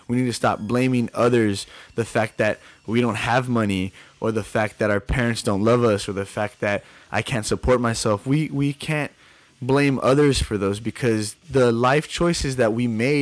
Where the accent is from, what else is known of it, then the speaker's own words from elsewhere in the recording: El Paso, Texas, United States; I am now seen as a local DJ in my hometown of El Paso